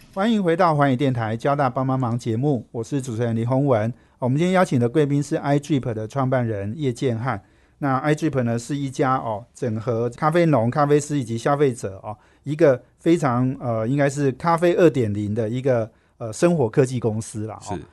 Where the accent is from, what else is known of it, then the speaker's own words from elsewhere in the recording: Taiwan; 我们台湾人